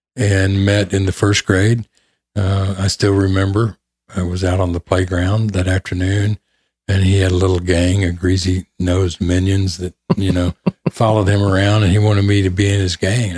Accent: Memphis, Tennessee, United States; also born or lived in Detroit, Michigan; Memphis, Tennessee. Oh, I grew up in the shadow of Graceland.

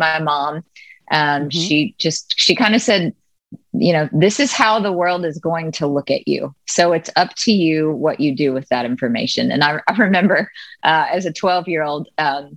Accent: Jackson, Mississippi, United States; moved away as an adult; also born or lived in Nashville, Tennessee; now in New York City, United States; I was born and raised in Jackson, Mississippi

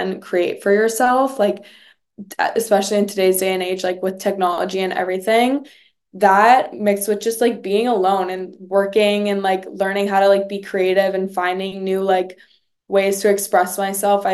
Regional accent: New York City, New York, United States; moved away as an adult; growing up there all my life

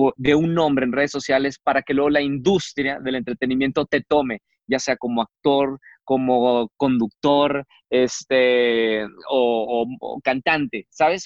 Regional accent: Monterrey, Nuevo León, Mexico; moved away; mi tierra, Monterrey

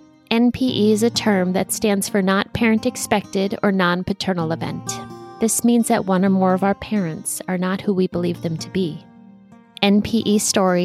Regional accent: Minneapolis, Minnesota, United States; I am a Minneapolis girl

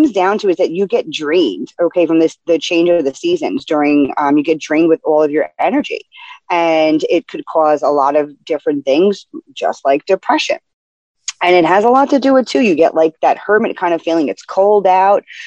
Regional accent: New York City, New York, United States; now in New Jersey, United States; I am from the Bronx, born and raised.

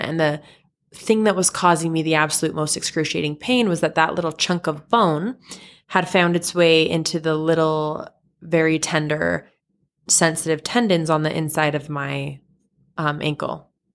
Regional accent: Salt Lake City, Utah, United States; I am from Salt Lake City, Utah, born and raised.

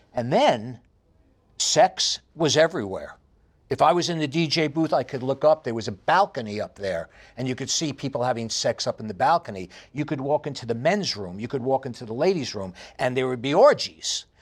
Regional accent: New York City, New York, United States; accent: heavy New York; moved away as an adult; also born or lived in Los Angeles, California; now in Estonia; I have a very heavy New York accent. And I grew up in New York City

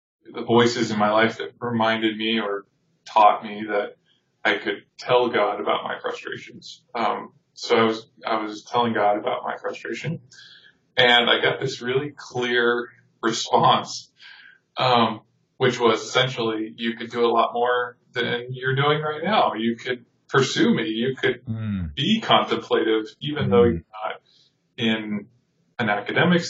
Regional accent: Tucson, Arizona, United States; coming back to my hometown. But when I came back, just a long series of events unfolded, and I ended up working with a ministry in Tucson

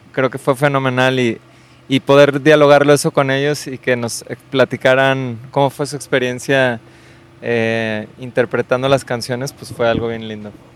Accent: Guadalajara, Jalisco, Mexico; yo soy de Guadalajara

